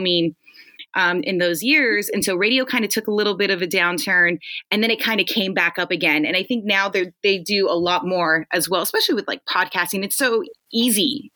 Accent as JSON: {"language": "English", "town": "Los Angeles", "region": "California", "country": "United States", "tie": "born or raised there", "said": "I'm born and raised in the Valley"}